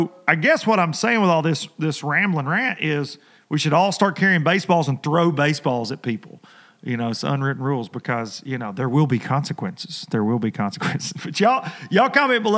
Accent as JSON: {"language": "English", "country": "United States", "tie": "born or raised there", "said": "when I was a kid growing up on the Tennessee River"}